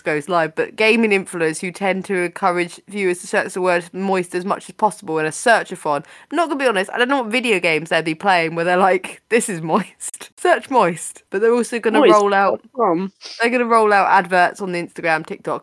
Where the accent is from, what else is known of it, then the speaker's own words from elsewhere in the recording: United Kingdom; as a British person